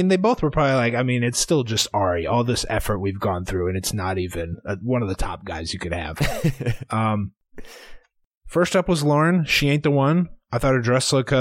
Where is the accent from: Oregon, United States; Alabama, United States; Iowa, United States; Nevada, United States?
Iowa, United States; We're from Iowa